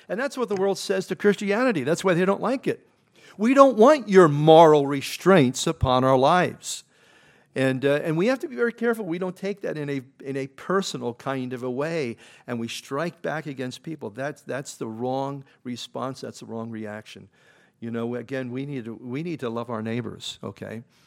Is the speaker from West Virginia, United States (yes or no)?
no; Philadelphia, Pennsylvania, United States; I grew up in Philadelphia.